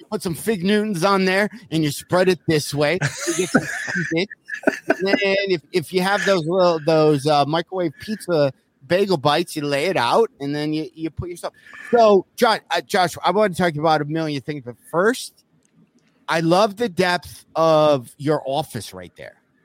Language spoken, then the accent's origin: English; South Lyon, Michigan, United States; the town I grew up in in South Lyon, Michigan